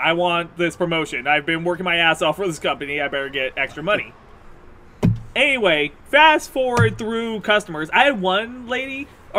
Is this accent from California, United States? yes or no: yes; California, United States; I'm fairly certain that's just because I came from California. Like, what's up is a very Californian thing to say.